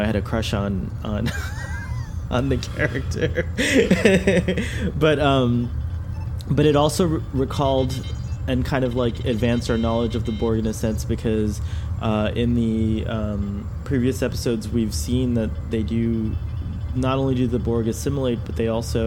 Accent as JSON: {"language": "English", "country": "United States", "said": "as an American"}